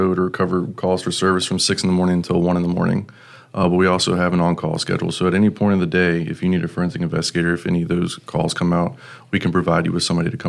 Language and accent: English; Chesterfield County, Virginia, United States; I was born and raised in Chesapeake County.